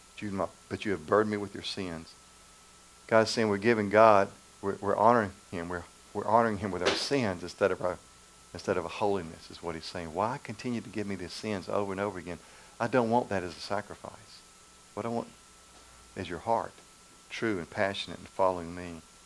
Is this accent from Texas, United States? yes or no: no; Macon, Georgia, United States; Macon, Georgia where I grew up in Macon